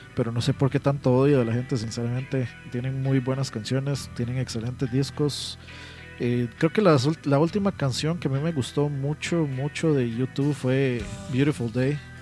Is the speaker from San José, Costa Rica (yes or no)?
yes; San José, Costa Rica; yo soy de Pavas, y aquí tienen a cortar la luz random